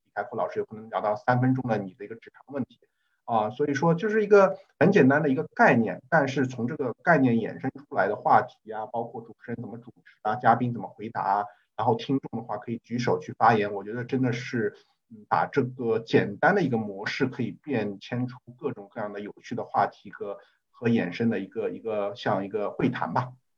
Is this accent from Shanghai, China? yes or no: yes; Shanghai, China; 我是上海人